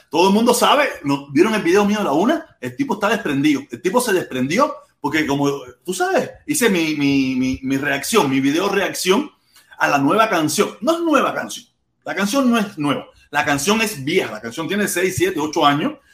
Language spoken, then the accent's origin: Spanish; Cuba; Día entre semana soy